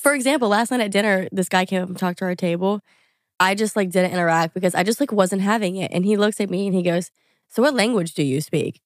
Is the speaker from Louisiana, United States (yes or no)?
yes; Louisiana, United States; moved away as an adult; also born or lived in New York; I grew up in Louisiana, went to L S U